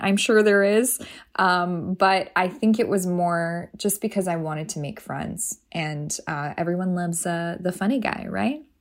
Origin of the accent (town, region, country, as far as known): Toronto, Ontario, Canada; born or raised there; moved away as an adult; also born or lived in Iran; now in United States